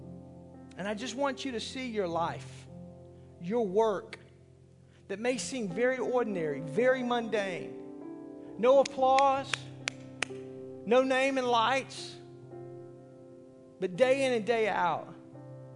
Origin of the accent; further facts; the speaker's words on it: Arkansas, United States; I'm from Arkansas